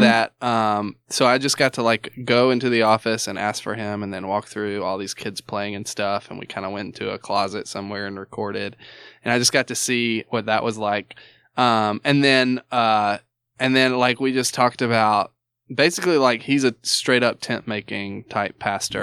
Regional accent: the South, United States; I'm from the South

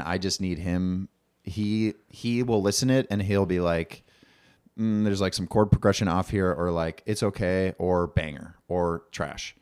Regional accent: Bloomington, Minnesota, United States; now in Minneapolis, United States; I grew up in Bloomington

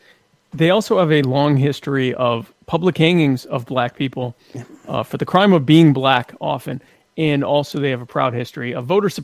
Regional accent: the South, United States; also born or lived in Horry County, South Carolina; I'm from the South.

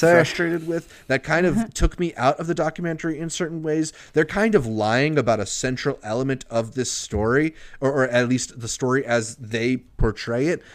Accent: United States; as an American

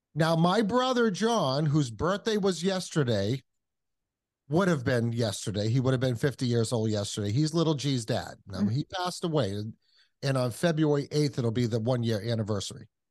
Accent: Kentucky, United States; took her back to Kentucky and that's why I was born in Kentucky.

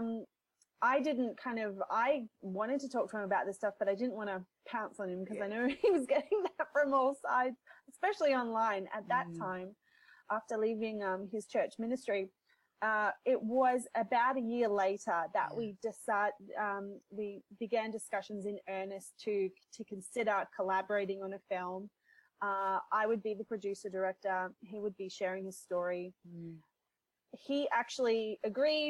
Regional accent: Melbourne, Victoria, Australia; moved away as an adult; also born or lived in Vancouver, Canada; I grew up in Melbourne, but when I was 28, I decided to move to Vancouver, Canada

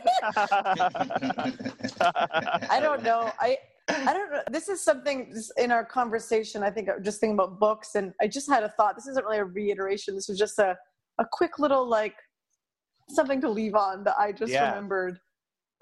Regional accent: Maine, United States; where I grew up in Maine

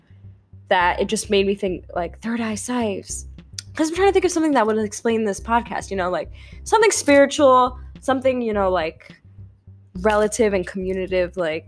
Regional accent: New York, United States; I'm from New York

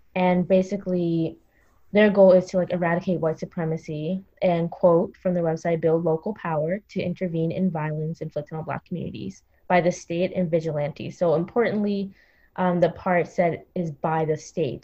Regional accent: Montgomery County, Maryland, United States; also born or lived in New York City; where I grew up in Montgomery County

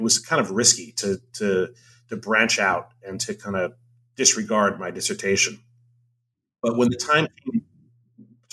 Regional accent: Hawaii, United States; moved away; I'm from Hawaii. I grew up surrounded by Asian culture

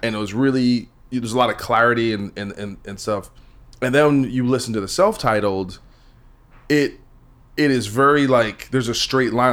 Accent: New Jersey, United States; I'm from Jersey

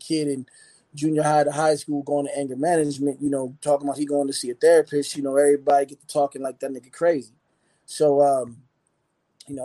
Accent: Arizona, United States; also born or lived in Philadelphia, United States; I was born in Philly, you know what I mean? And I ended up moving out to Arizona, you know what I'm saying? My father was in the military, so we moved out.

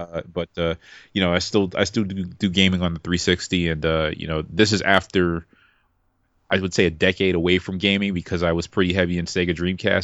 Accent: New York City, New York, United States; moved away; also born or lived in Virginia; I'm from Brooklyn

